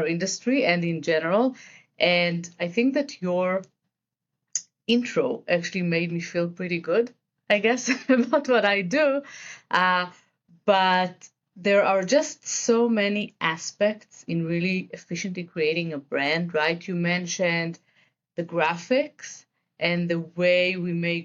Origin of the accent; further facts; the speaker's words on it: Israel; accent: Israeli; English is a second language; I am originally from Israel, as the accent may indicate.